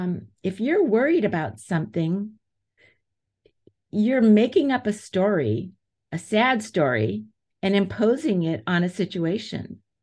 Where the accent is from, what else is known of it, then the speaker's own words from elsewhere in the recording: United States; I'm an American.